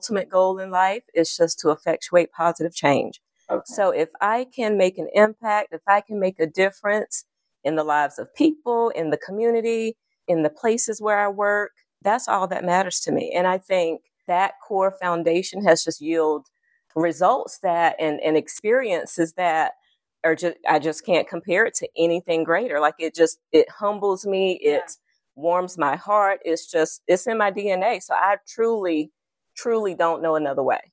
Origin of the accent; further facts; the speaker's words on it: Clio, South Carolina, United States; I grew up in a very, very small town, humble beginnings, Clio, South Carolina